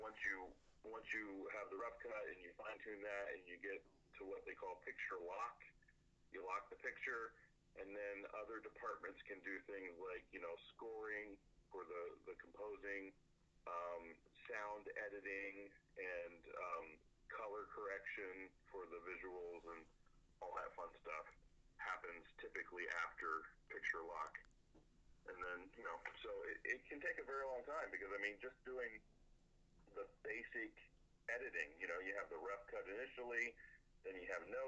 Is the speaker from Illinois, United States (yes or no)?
no; Plainfield, Ohio, United States; moved away as an adult; also born or lived in Southern California; born and bred in Ohio. I grew up in a very small, I mean, typically somebody would say town or city. Neither. It was a village. I grew up in the village of Plainfield, less than 200 people